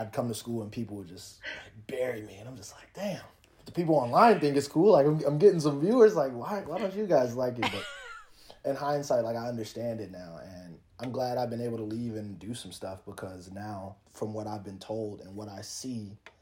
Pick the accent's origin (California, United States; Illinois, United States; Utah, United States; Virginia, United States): Virginia, United States; Alexandria; moved away as an adult; now in Las Vegas, United States; Where I grew up specifically, like Alexandria, there's a lot of Hispanic people